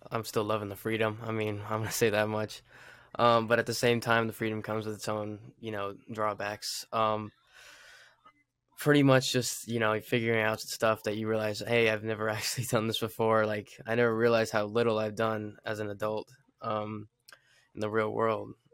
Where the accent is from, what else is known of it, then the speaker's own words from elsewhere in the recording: Fort Carson, Colorado, United States; we I grew up in Fort Carson, so like like a couple years, and that's where I was born at.